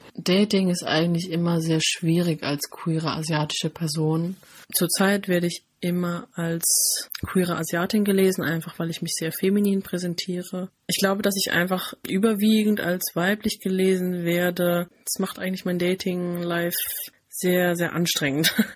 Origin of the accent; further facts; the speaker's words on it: Rhineland-Palatinate, Germany; Ich bin in einem super kleinen Dorf aufgewachsen in der Pfalz